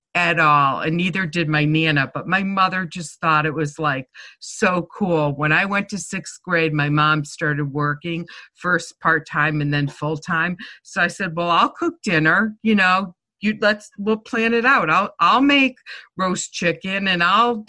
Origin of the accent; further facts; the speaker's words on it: Manchester, Connecticut, United States; accent: Boston; moved away as an adult; also born or lived in Rhode Island / Boston, Massachusetts / Gloucester, Massachusetts; now in Sarasota, United States; I grew up in Manchester, Connecticut, then went to college in Rhode Island, and then lived in Boston and Gloucester for about 15 years. We moved down here about 24 years ago.